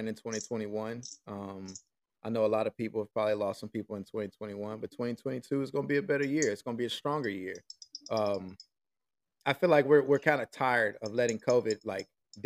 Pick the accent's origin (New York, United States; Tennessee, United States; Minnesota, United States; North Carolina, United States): Tennessee, United States; Nashville; moved away as an adult; also born or lived in Saudi Arabia; I came out here to Nashville, bro, and I went downtown, you know, just mingling, getting to see my peeps, like living get my hometown scenery